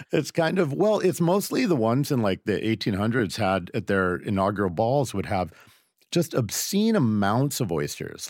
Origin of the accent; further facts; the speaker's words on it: Seattle, Washington, United States; I grew up in Seattle